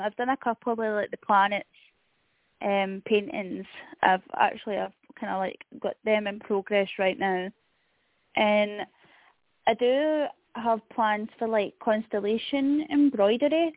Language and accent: English; Scotland, United Kingdom; being Scottish